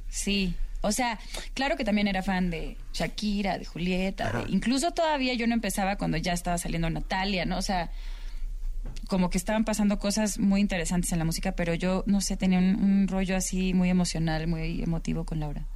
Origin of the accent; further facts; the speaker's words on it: Guadalajara, Jalisco, Mexico; en mi tierra, en Guadalajara